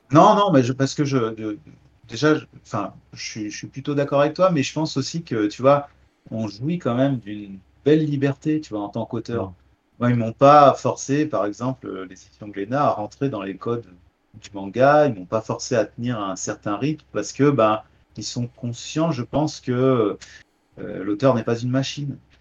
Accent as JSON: {"language": "French", "area": "Beaujolais, near Lyon", "region": "Auvergne-Rhône-Alpes", "country": "France", "said": "je suis un, petit campagnard, hein. je viens euh, du Beaujolais euh, à côté de Lyon, euh, les champs, les vignes"}